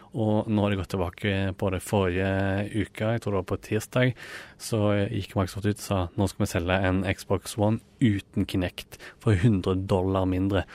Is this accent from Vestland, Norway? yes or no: no; Rogaland, Norway; moved away as an adult; now in Oslo, Norway; jeg kom jo fra Rogaland